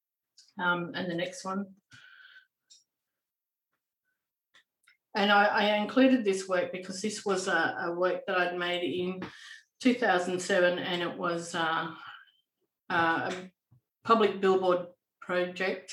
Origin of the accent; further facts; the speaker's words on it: Western Australia, Australia; I'm actually Noongar and I'm from Western Australia